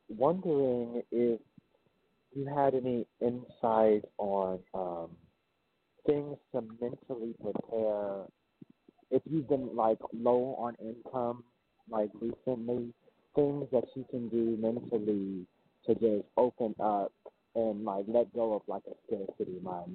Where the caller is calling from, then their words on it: New Orleans, Louisiana, United States; I'm calling from New Orleans.